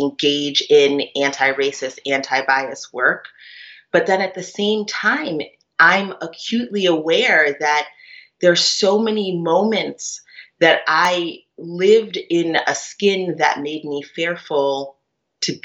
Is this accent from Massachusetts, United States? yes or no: yes; Cambridge, Massachusetts, United States; moved away; also born or lived in New York; I grew up in Cambridge, Massachusetts at the time when, you know, it was pretty radical